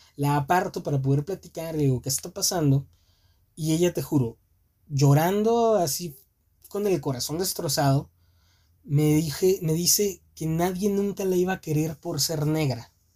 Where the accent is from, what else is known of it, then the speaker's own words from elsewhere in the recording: Mexico; somos nacidos en México